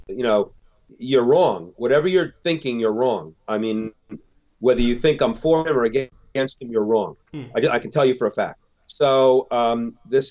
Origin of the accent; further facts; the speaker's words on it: United States; I'm not the American that thinks we're better than everybody, but I am the American that believes